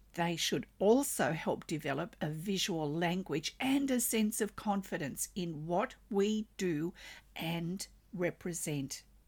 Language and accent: English; Australia; I'm an Australian textile artist